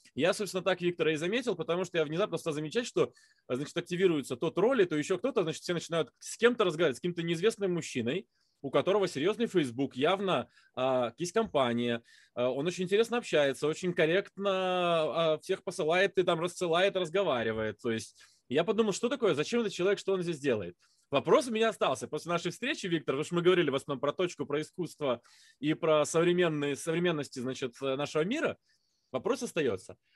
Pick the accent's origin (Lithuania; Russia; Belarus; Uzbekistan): Lithuania; я литовец